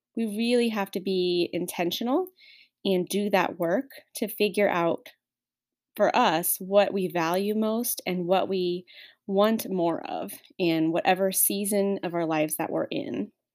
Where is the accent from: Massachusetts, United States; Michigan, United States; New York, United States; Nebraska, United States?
Nebraska, United States; moved away as an adult; I was born and raised in Nebraska